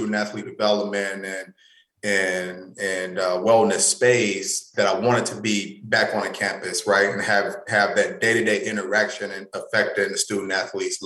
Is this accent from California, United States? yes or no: no; North Carolina, United States; moved away as an adult; now in Iowa, United States; I'm from North Carolina. I'm a Southern boy at heart